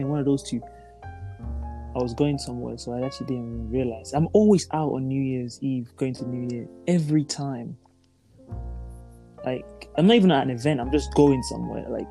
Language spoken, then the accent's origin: English; Nigeria; moved away